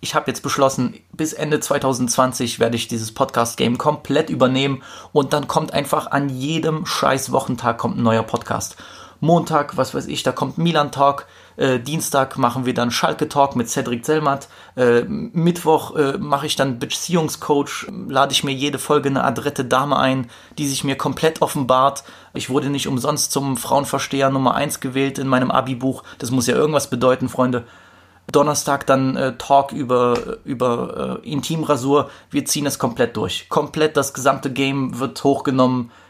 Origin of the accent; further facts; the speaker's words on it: Poland; ich komme aus Polen